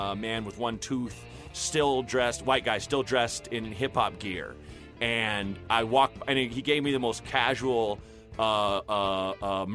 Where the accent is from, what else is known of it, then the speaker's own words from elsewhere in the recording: the Northwest, Pacific Northwest, United States; moved away; I grew up in the Northwest